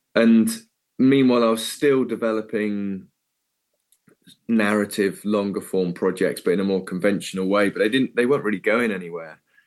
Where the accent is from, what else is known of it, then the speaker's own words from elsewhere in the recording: Cornwall, South West England, United Kingdom; moved away as an adult; also born or lived in Bournemouth / London; I'm just a Cornish kid